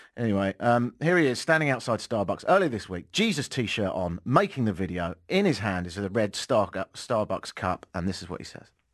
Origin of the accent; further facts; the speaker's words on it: England, United Kingdom; moved away; I'm English